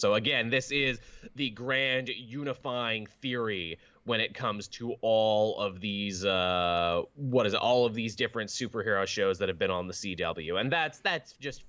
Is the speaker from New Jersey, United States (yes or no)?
yes; New Jersey, United States; I'm from New Jersey, and I love to do that other thing.